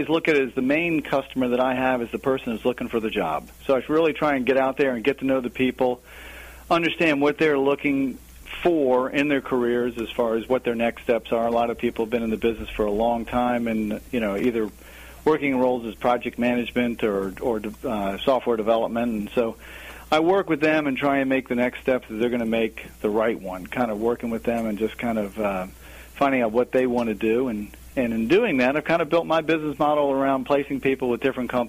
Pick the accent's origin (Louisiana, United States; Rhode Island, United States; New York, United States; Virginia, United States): Virginia, United States; Alexandria; moved away as an adult; now in Richmond, United States; I grew up in the Washington, D.C. area, pretty much Alexandria